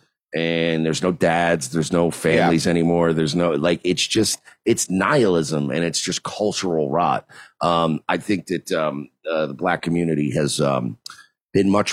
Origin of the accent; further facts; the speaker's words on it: New York, United States; now in Florida, United States; I grew up in New York